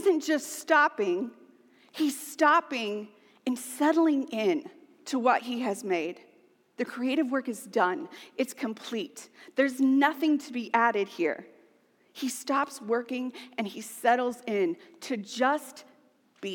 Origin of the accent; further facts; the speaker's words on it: United States; we are American.